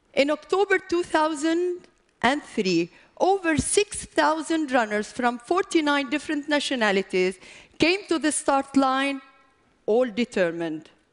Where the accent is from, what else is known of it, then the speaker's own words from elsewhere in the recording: Lebanon; I come from Lebanon